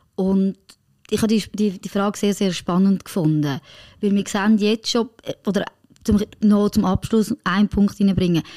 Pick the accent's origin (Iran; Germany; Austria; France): France; moved away; meine Familie, die in Frankreich lebt